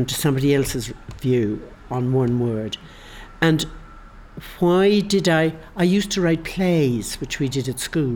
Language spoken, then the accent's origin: English; Ireland; moved away as an adult; I'm Irish